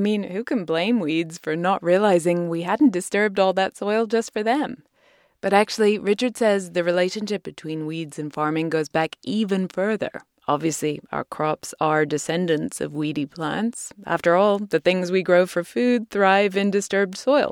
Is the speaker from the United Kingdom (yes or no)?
yes; United Kingdom; moved away; my home country